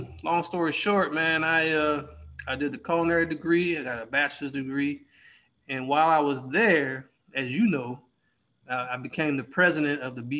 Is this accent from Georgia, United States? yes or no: yes; Decatur, Georgia, United States; also born or lived in Cleveland, Ohio; I was born in Cleveland, grew up in Decatur.